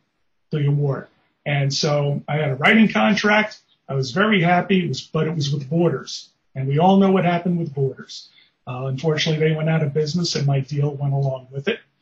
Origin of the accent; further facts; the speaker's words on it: New York City, New York, United States; I grew up in the Bronx, New York